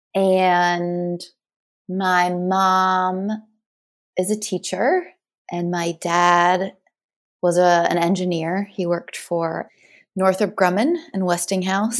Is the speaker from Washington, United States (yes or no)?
no; Ellicott City, Maryland, United States; also born or lived in Sykesville, Maryland; I grew up in Maryland, in Ellicott City, Maryland, which most people don't know. And then we moved to Sykesville, Maryland